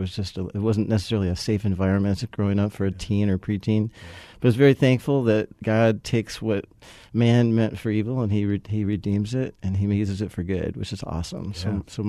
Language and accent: English; California, United States; So I'd say I grew up in California. You don't have to hold that against me.